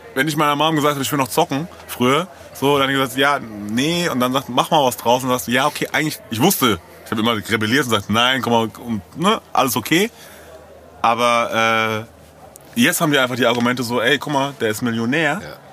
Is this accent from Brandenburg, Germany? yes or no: no; Frankfurt am Main, Hesse, Germany; ich bin ja in der Ecke aufgewachsen, so, weißt du? Ich bin da aus Eckenheim so und bin irgendwie da groß geworden